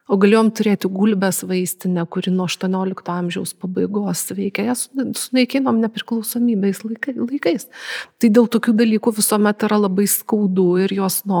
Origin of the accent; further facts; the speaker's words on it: Lithuania; esu lietuvė su labai senom šaknim.